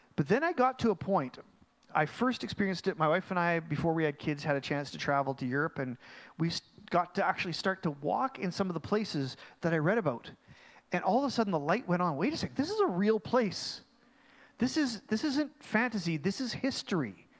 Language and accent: English; Mission, British Columbia, Canada; I'm actually from Mission